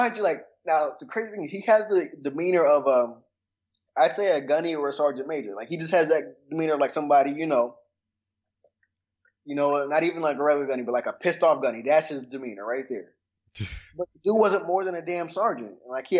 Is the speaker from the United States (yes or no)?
yes; Atlanta, Georgia, United States; also born or lived in Seattle, Washington; Okay, well, born in Seattle, Washington, but I've been in Atlanta since I was three.